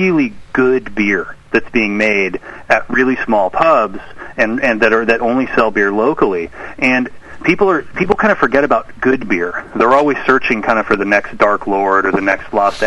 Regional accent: Sacramento, California, United States; I grew up in Sacramento

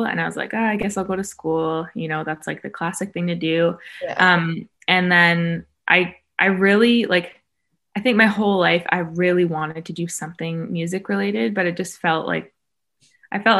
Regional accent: Vancouver, British Columbia, Canada; now in Los Angeles, United States; I'm an artist from Vancouver, Canada, but I'm located

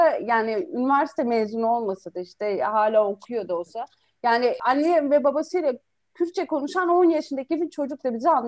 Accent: Şanlıurfa, Turkey; Ya da işte Salih'le, Salih Mardin'i ben Urfa'lıyım.

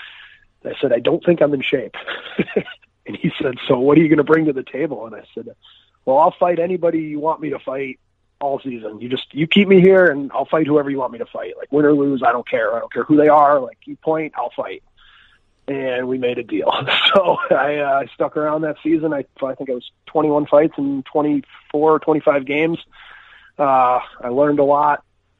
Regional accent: Chicago, Illinois, United States; Well, I'm from Chicago, Illinois. I grew up here playing, you know, travel hockey, double A hockey here

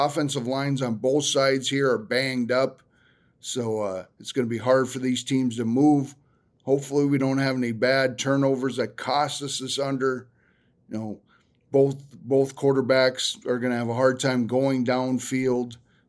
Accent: North Dakota, United States; You know, my home state team. You know, I root for the North Dakota team more

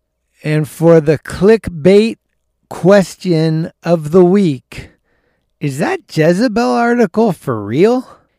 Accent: San Francisco, California, United States; my hometown San Francisco Giants

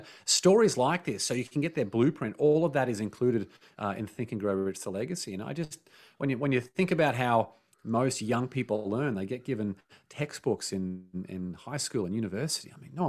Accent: Australia; Like growing up in Australia, there's something called tall poppy syndrome

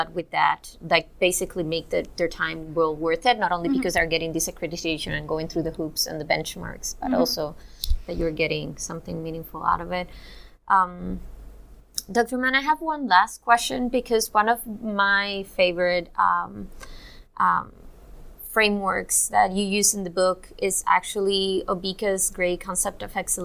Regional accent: Cuba; moved away; I'm also Cuban

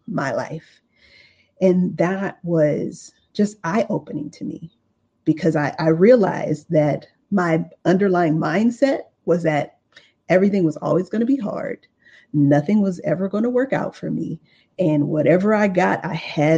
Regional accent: Los Angeles, California, United States; I came from South Central Los Angeles. I grew up in a single parent home.

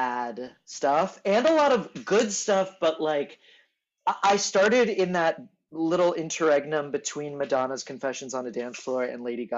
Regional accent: Houston, Texas, United States; now in New York, United States; I am raised in Texas. I think I live in New York presently. Right now, we're talking from Tel Aviv.

